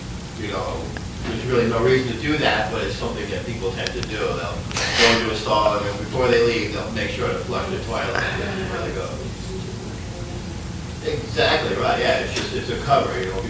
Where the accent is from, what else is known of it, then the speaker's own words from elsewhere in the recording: New York, United States; I'm from New York